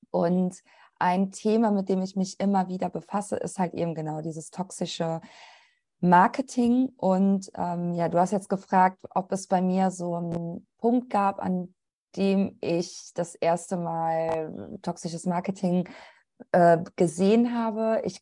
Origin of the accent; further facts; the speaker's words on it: Italy; now in Germany; Also ich bin halt einfach eine weiße deutsche Kartoffel. Gut, ich bin Italienerin